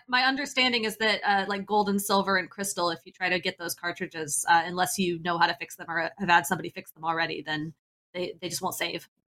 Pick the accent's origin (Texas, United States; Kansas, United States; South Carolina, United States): Kansas, United States; now in Bay Area, United States; I'm from Kansas